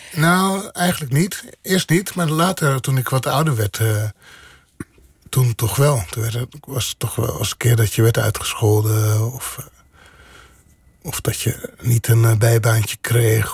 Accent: Bodegraven, South Holland, Netherlands; also born or lived in Rotterdam; ik ben geboren in Rotterdam maar opgegroeid in eh, Bodegraven.

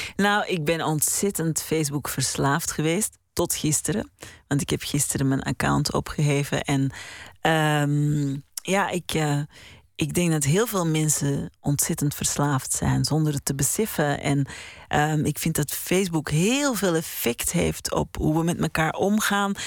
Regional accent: Mortsel, Flanders, Belgium; in Mortsel, in de Oude God, waar ik ben opgegroeid

